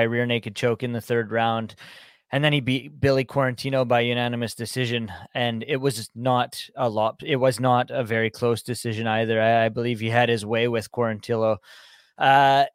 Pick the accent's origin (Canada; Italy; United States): Canada; I'm Canadian